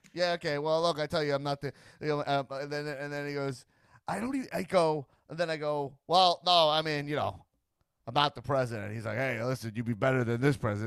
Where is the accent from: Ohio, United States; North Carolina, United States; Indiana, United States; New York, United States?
New York, United States; Long Island; now in Los Angeles, United States; I grew up on Long Island